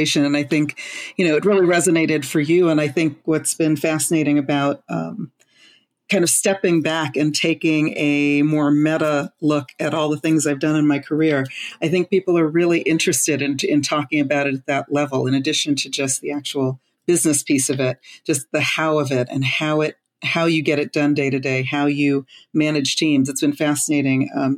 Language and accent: English; Los Angeles, California, United States; I'm from Los Angeles